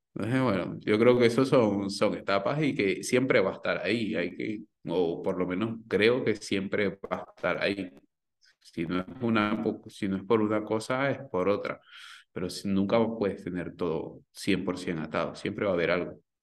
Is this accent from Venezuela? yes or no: yes; Venezuela; moved away as an adult; now in Spain; cuando emigré de Venezuela